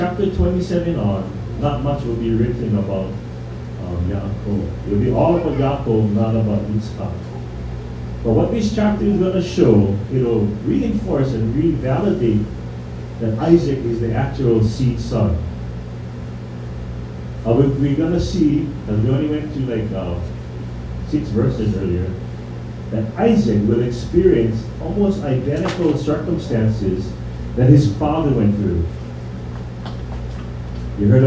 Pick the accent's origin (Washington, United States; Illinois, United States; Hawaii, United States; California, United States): Hawaii, United States; we, as the Hawaiian people, we say mahalo